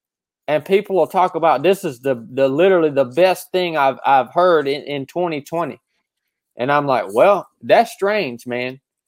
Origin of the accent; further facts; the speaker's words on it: Appalachia, United States; I grew up in the Appalachian Mountains.